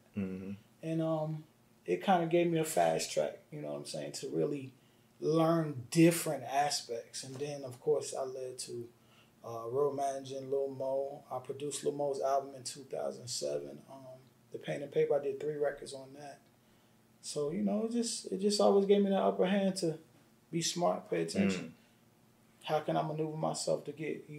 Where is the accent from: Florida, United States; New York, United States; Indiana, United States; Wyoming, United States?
New York, United States; Yonkers; I'm from Yonkers, New York. So I was born and raised on the same block as ….